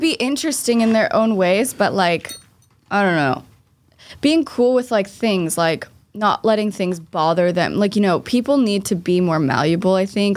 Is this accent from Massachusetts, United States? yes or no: yes; Boston, Massachusetts, United States; I'm from Boston